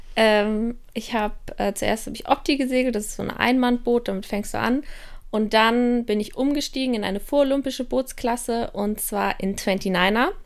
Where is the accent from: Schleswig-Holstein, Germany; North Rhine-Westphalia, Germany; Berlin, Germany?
Schleswig-Holstein, Germany; Kiel; also born or lived in Passau; now in Innsbruck, Austria; dass ich aus Kiel komme